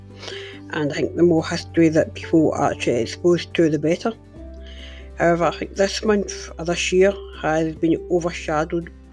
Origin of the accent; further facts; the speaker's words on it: Glasgow, Scotland, United Kingdom; my hometown of Glasgow